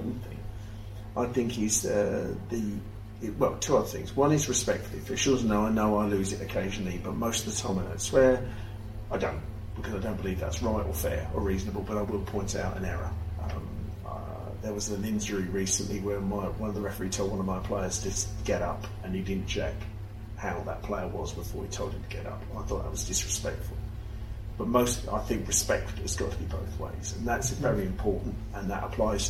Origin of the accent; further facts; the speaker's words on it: Rainham, South East England, United Kingdom; moved away; also born or lived in Gillingham / Margate; I'm born and bred in Raynham in Kent, which is part of the Medway Towns